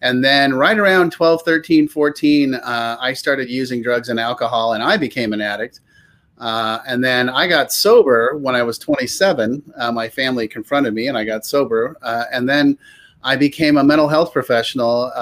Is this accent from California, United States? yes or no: yes; Palo Alto, California, United States; I grew up in Palo Alto, California